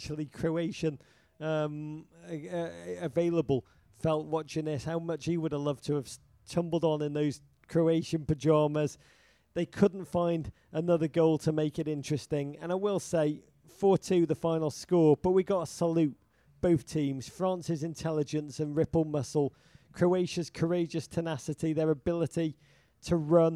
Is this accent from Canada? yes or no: no; England, United Kingdom; now in United States; I am American now, but the last vestiges of my Englishness cling to me